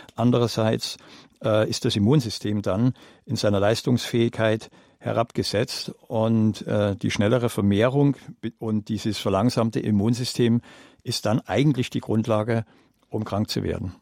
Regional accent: Germany; bei uns in Deutschland

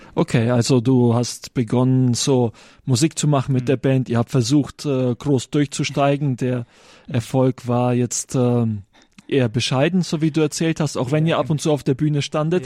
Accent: Germany

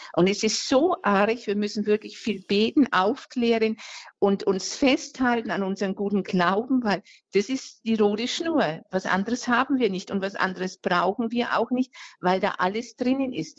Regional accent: Franconia, Diocese of Würzburg, Bavaria, Germany; ich bin jetzt äh, aus Franken, aus äh, ähm, äh, Diözese Würzburg

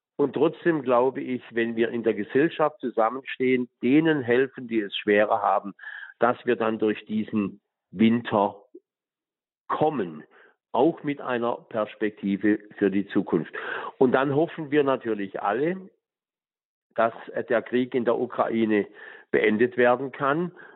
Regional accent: Tuttlingen, Baden-Württemberg, Germany; meiner Heimat in Tuttlingen

